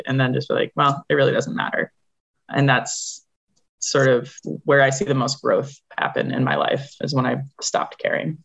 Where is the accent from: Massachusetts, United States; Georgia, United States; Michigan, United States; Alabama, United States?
Massachusetts, United States; Concord; moved away as an adult; I grew up in Concord, Massachusetts